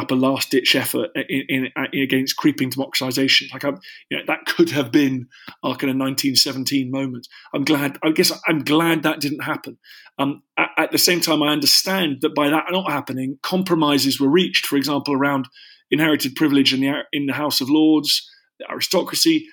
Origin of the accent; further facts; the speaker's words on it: London, United Kingdom; I'm a wealthy white guy that grew up in a nice house in London